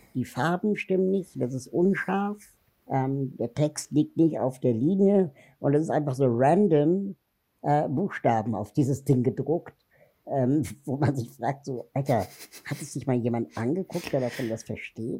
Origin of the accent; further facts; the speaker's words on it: Berlin, Germany; ich bin in Berlin-West groß geworden